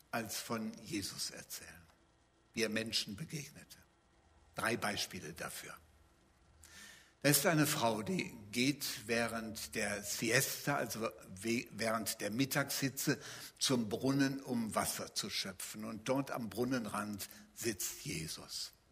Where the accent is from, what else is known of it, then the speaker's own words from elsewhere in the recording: North Rhine-Westphalia, Germany; sondern die Bibel gleicht eher meiner Heimat, dem Bergischen Land. Da gibt es Täler, manchmal weite Täler, da gibt es Berge, da gibt es Berggipfel.